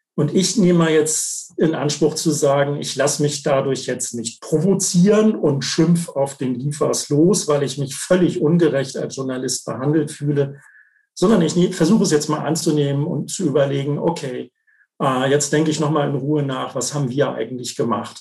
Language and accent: German; Germany; bei uns in Deutschland